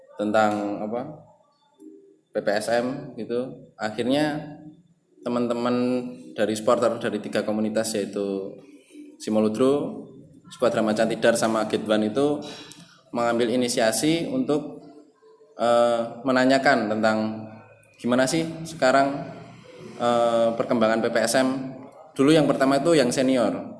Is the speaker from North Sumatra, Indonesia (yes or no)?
no; Magelang, Central Java, Indonesia; aku lahir di Magelang, besar di Magelang